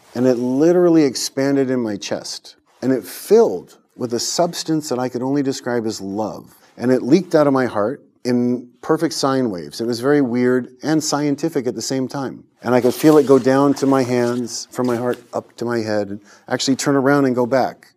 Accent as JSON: {"language": "English", "region": "California", "country": "United States", "tie": "born or raised there", "said": "I was born in California and um, I grew up, went to Christian school"}